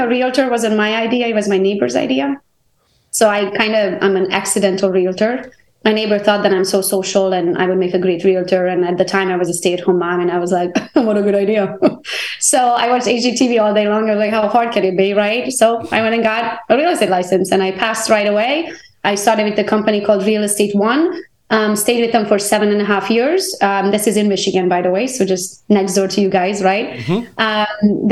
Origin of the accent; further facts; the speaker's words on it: Transylvania, Romania; English is a second language; moved away as an adult; now in United States; I am Hungarian by nationality. I was born in Transylvania, Romania. I came to the U.S. when I was 21, all by myself.